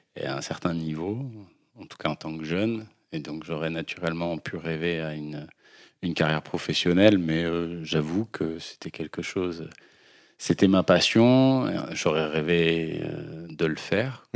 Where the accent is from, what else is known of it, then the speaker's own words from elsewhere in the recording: Lyon, Auvergne-Rhône-Alpes, France; moved away as an adult; also born or lived in Bordeaux; je suis né à Lyon